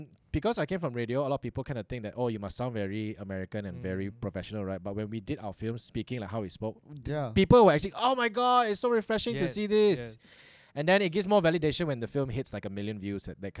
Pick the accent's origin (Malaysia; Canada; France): Malaysia; I'm not from Singapore, I'm from Malaysia.